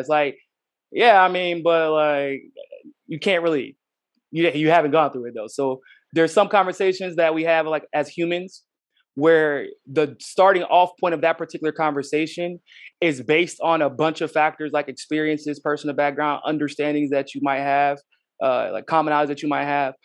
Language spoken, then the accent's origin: English; United States; as an American, uh, with my own unique experiences